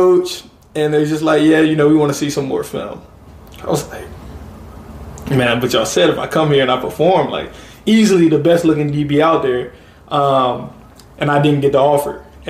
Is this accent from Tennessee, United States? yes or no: yes; Memphis, Tennessee, United States; moved away as an adult; I grew up pretty comfortable in Memphis